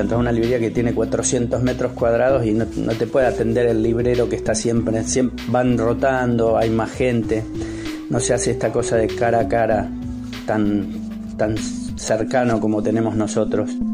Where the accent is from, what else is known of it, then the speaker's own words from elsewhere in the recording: Castelar, Buenos Aires Province, Argentina; en el año 71 en Castelar, donde nací